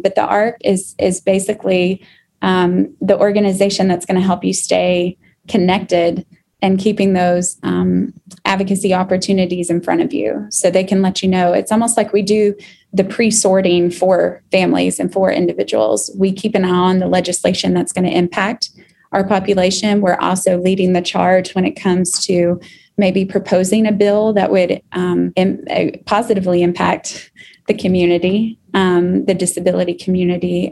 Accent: Bardstown, Kentucky, United States; when I was growing up in Kentucky, so I'm a Kentucky girl. I was born in Bardstown, Kentucky.

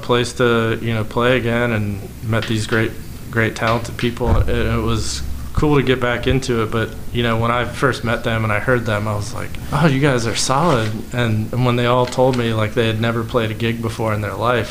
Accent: Ohio, United States; now in Charlotte, United States; I grew up in Ohio playing in Columbus in a big college town

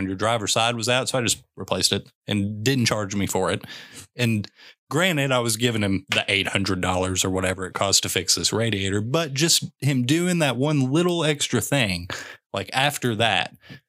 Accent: Western Kentucky, United States; moved away; I'm from Western Kentucky

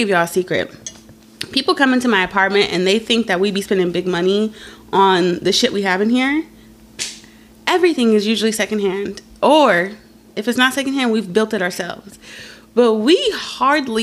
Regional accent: California, United States; we're from California

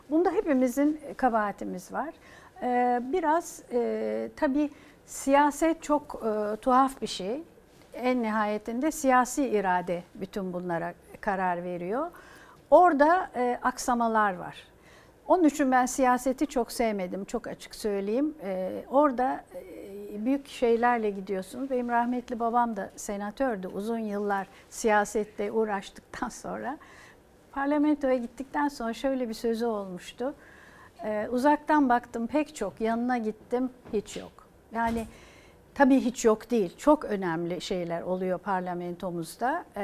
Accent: Turkey; Türküz ve çok güzel hasletlerimiz var, faziletliyiz.

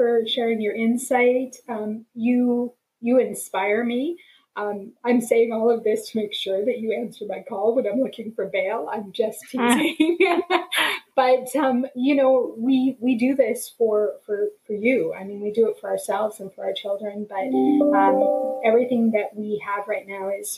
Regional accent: Alberta, Canada; I'm born and raised in Alberta.

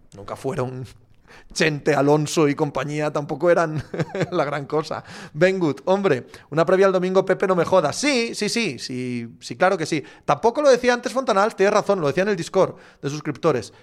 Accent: Cangas de Narcea, Asturias, Spain

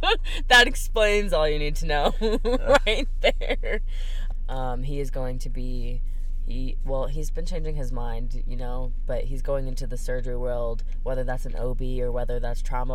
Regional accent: Wood River, Illinois, United States; We grew up together in the Midwest, Illinois, Wood River.

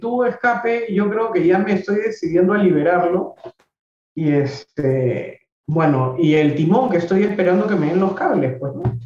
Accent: Peru; a mí mi país me, me maravilla, me encanta.

